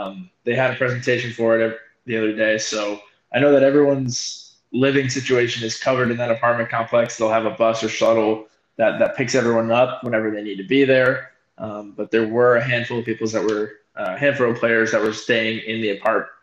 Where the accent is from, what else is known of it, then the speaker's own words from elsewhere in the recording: Arizona, United States; I'm from Arizona